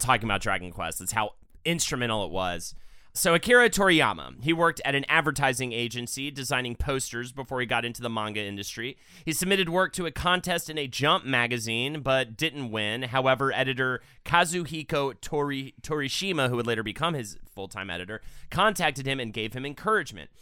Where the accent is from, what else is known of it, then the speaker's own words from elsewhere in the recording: United States; as an American